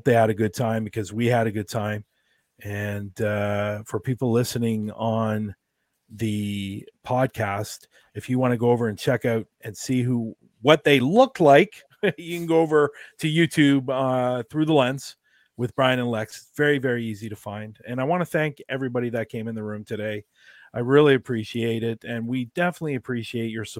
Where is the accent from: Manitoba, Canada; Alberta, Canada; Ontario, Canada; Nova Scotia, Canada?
Ontario, Canada; Toronto; I'm from Toronto